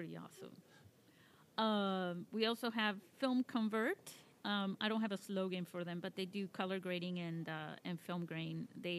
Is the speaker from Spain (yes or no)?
yes; Spain; You know, I come from Spain, and they're big into swords over there in Toledo.